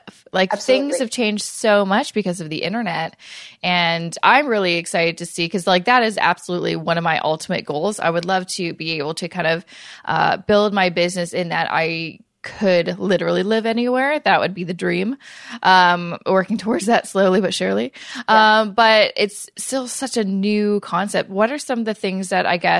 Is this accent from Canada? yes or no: yes; Canada; I'm Canadian